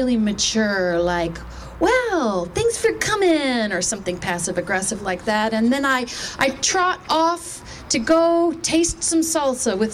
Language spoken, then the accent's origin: English; Texas, United States; I grew up in Texas